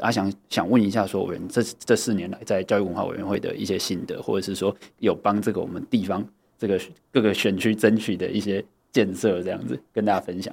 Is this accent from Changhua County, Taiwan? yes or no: yes; Tianzhong, Changhua County, Taiwan; 我是彰化人，好。就是，对，只是刚好就是因为我是右下角，我是那个田中镇